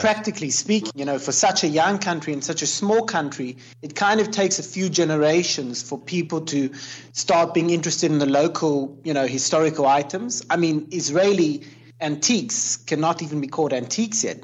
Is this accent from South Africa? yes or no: yes; Cape Town, Western Cape, South Africa; now in Jerusalem; I grew up in South Africa, so it was very colonial in Cape Town.